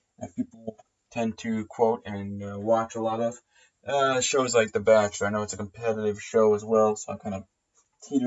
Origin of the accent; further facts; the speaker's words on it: New Jersey, United States; now in Baltimore, United States; I am from New Jersey